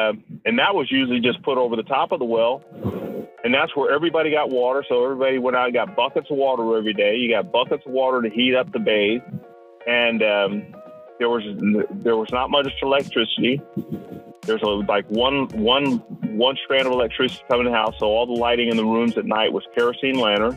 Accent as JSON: {"language": "English", "town": "Columbus", "region": "Georgia", "country": "United States", "said": "I'm from Columbus"}